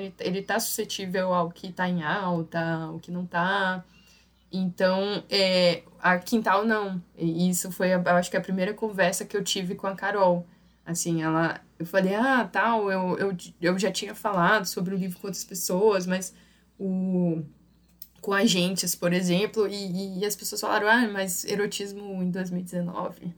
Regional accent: São Luís, Maranhão, Brazil; é a cara de São Luís, é a cara da minha terra.

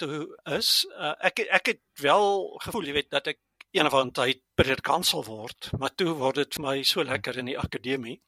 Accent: Germiston, Gauteng, South Africa; first language Afrikaans; moved away as an adult; also born or lived in Stellenbosch / Pretoria (Centurion); now in Centurion, South Africa; ek het groot geword in Germiston aan die Oosrand, maar toe is ek Stellenbosch toe.

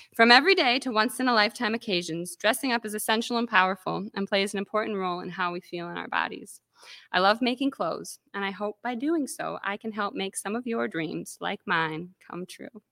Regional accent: Calumet, Michigan, United States; now in Traverse City, United States; I grew up on the Keweenaw Peninsula

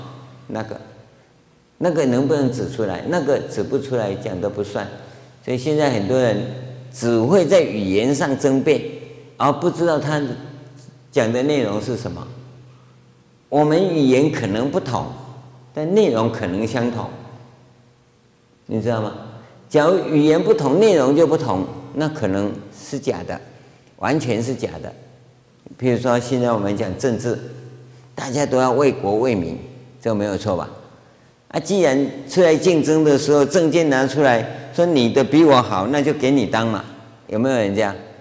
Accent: China; 我们中国人看乌鸦不吉祥，对不对？我是听说啊，日本人说乌鸦是吉祥的，啊，我中国人喜欢那个什么喜鹊

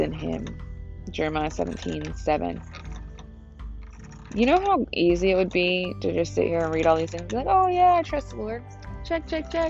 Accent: United States; the freedoms that I have as an American.

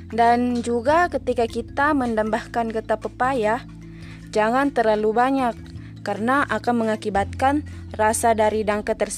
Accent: Enrekang, South Sulawesi, Indonesia; saya akan membahas atau berbagi tentang kuliner khas dari daerah saya yaitu Enrekang.

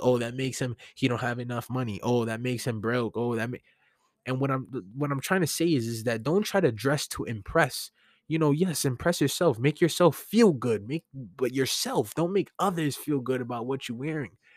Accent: New York City, New York, United States; As a New Yorker

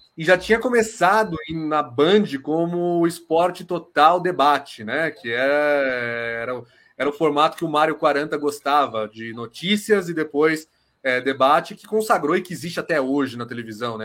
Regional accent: São Paulo, Brazil; eu sou aqui de São Paulo, tem aquela coisa, jornalista do eixo

